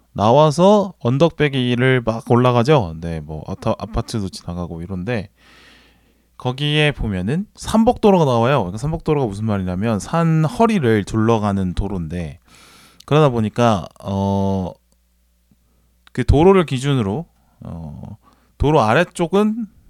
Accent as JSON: {"language": "Korean", "region": "Busan", "country": "South Korea", "tie": "born or raised there", "moved": "yes", "lives_now": "Seoul, South Korea", "said": "제가 부산 출신이다"}